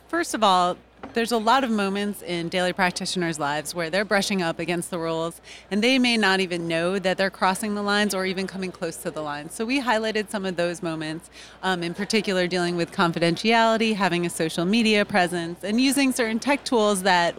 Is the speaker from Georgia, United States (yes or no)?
yes; Atlanta, Georgia, United States; I'm actually from Atlanta, Georgia, and I practice criminal defense.